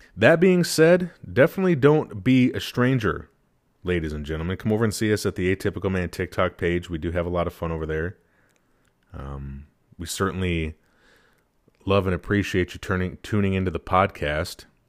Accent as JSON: {"language": "English", "region": "Wisconsin", "country": "United States", "tie": "born or raised there", "said": "having been born and raised in Wisconsin"}